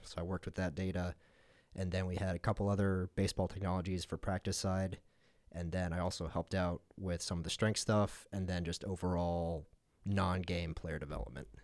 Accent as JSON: {"language": "English", "town": "Longmont", "region": "Colorado", "country": "United States", "tie": "born or raised there", "also_born_or_lived": "New York City", "moved": "as an adult", "lives_now": "McCook, United States", "said": "grew up in Colorado, at Longmont, Colorado, uh, outside of Boulder"}